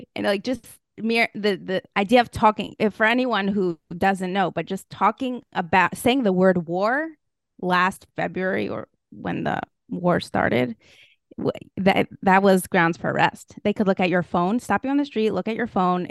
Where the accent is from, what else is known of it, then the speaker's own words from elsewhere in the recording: Moscow, Russia; moved away; I grew up in Moscow, Russia.